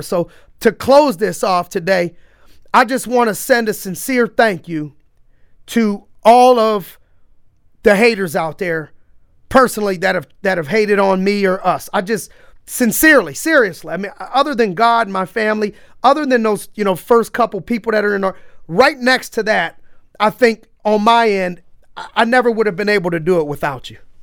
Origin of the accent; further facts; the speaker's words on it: Youngstown, Ohio, United States; growing up in Youngstown